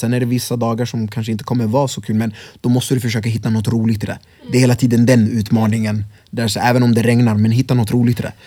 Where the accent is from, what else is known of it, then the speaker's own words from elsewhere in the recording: Örebro, Örebro County, Sweden; also born or lived in Congo; jag är från Vivalla från början också själv.